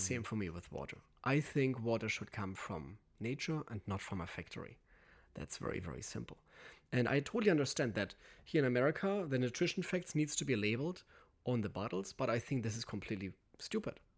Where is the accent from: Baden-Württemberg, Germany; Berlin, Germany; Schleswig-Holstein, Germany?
Schleswig-Holstein, Germany; Aventoft; English is a second language; moved away; I'm coming from Aventhoft. It's a very small little village up north on the Danish border